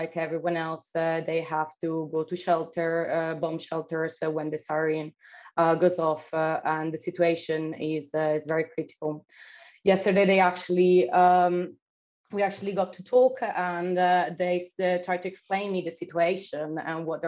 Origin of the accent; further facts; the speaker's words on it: Italy; moved away; also born or lived in Odessa, Ukraine; my hometown in Italy